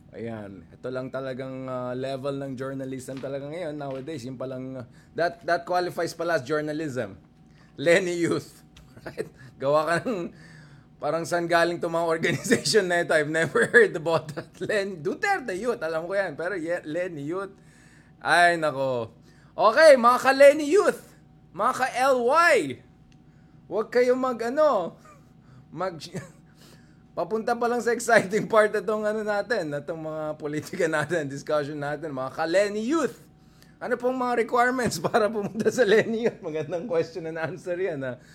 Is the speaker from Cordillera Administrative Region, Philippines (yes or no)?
yes; Baguio, Cordillera Administrative Region, Philippines; Diyan sa amin sa Baguio